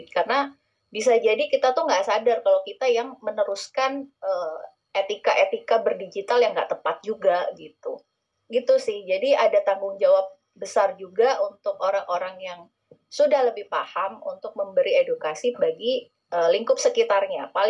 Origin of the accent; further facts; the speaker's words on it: Bondowoso, East Java, Indonesia; saya itu aslinya dari Bondowoso dari Bondowoso Jawa Timur gitu kota kecil